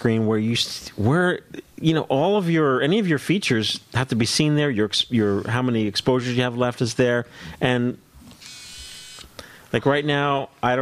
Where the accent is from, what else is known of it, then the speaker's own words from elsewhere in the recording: Lyndhurst, New Jersey, United States; when I was growing up in Lyndhurst